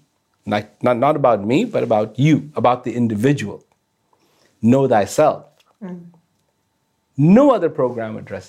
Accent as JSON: {"language": "English", "country": "India", "tie": "born or raised there", "said": "I was born in India"}